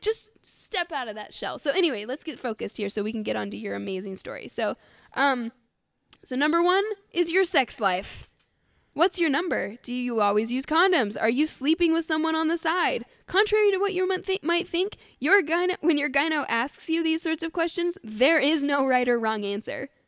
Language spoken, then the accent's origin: English; Scotland, United Kingdom; I'm fucking Scottish